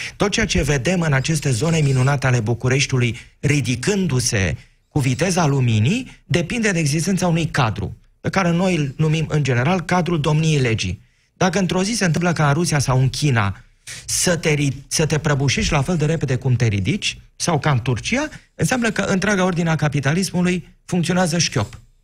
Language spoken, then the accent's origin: Romanian; Focșani, Vrancea County, Romania; Eu provin din Focșani